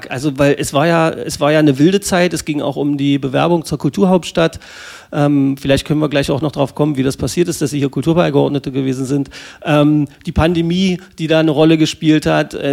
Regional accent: Magdeburg, Saxony-Anhalt, Germany; Also ich als Magdeburger Kind könnte ja gleich jetzt schon wieder ausflippen.

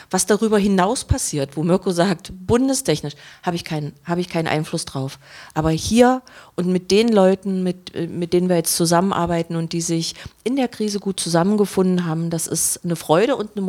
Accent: Saxony-Anhalt, Germany; born there; 1980. Geboren äh, auf einem Dorf von Magdeburg. Äh, von, von Bernburg als Försterkind

